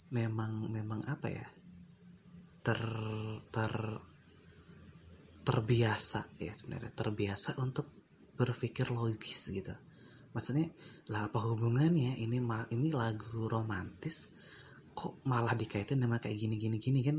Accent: Sumatra, Indonesia; karena kan karena kan gue dari Sumatera nih jadi gue kalau kayak sama mitos-mitos kayak gitu tuh jujur aja gue rada skeptis ya

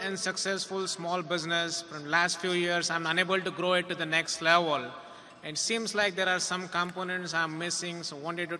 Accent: Fort Lauderdale, Florida, United States; I am from Fort Lauderdale, Florida.

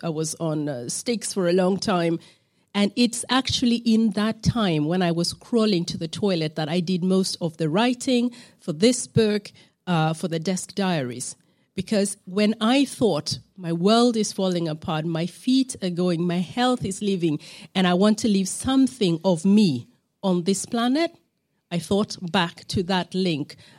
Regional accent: Uganda; on the East African side, I'm from Uganda.

